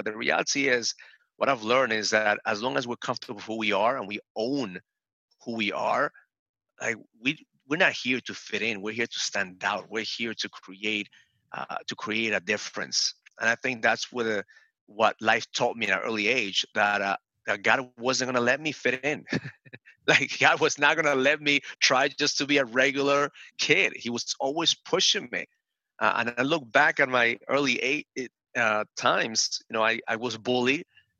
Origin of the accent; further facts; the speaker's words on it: Bronx, New York, United States; So the first day I go in there and they asked me where I was from. And I said … from the Bronx.